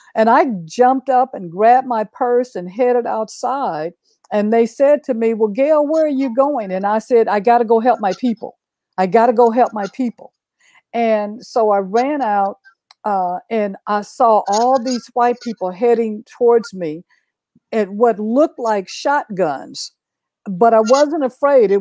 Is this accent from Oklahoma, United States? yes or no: yes; Oklahoma, United States; I grew up in Oklahoma.